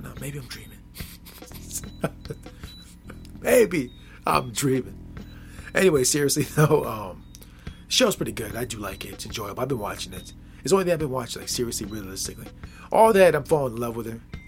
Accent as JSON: {"language": "English", "region": "Midwest", "country": "United States", "said": "I'm from the Midwest, yes."}